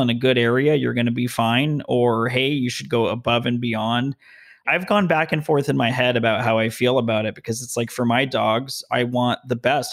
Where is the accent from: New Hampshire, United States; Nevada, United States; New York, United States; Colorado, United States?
Nevada, United States; Las Vegas; also born or lived in Denver; now in Southern California, United States; I'm from Vegas, a lot of strip malls